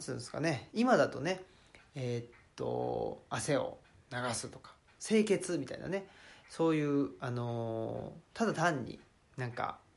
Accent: Saitama, Japan; now in Nara, Japan; 83年埼玉出身奈良県在住という人間ですね

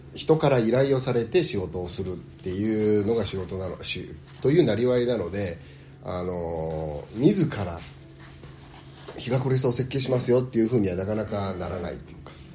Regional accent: Kobe, Hyogo, Japan; also born or lived in United States; 東京地元神戸大阪もやったけど

